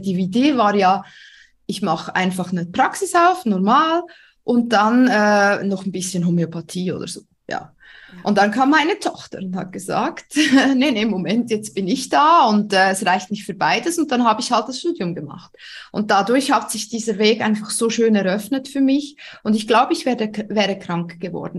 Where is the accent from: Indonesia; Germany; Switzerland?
Switzerland; accent: Swiss; Ich ähm, wohne in der Schweiz. Das hört man auch. Ich bin Schweizerin.